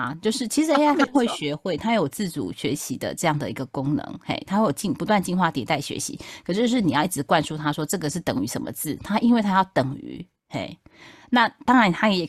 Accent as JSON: {"language": "Chinese", "region": "Taipei", "country": "Taiwan", "lives_now": "South Taiwan", "said": "你知道我从台北嫁到南台湾来"}